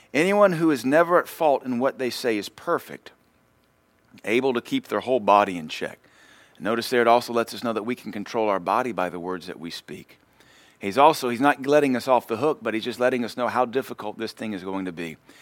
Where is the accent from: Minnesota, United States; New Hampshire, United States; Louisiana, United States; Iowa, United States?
Louisiana, United States; I grew up in Louisiana, so we had horses